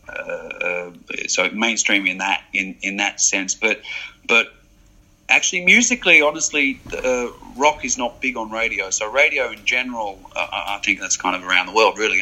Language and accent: English; French-speaking Switzerland, Romandy, Switzerland; moved away as an adult; I grew up in the French-speaking side, so I'm fluent in French.